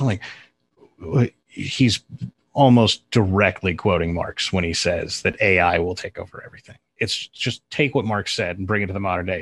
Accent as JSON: {"language": "English", "area": "north of Sacramento", "region": "Northern California", "country": "United States", "tie": "born or raised there", "said": "I grew up in Northern California, uh, up just north of Sacramento"}